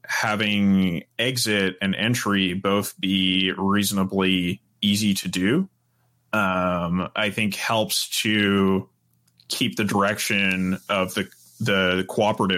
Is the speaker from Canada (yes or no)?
yes; Canada; for me as a Canadian coming